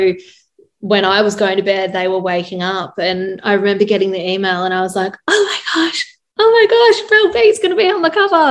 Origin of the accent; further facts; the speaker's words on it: Australia; we are Australian and they love Australians.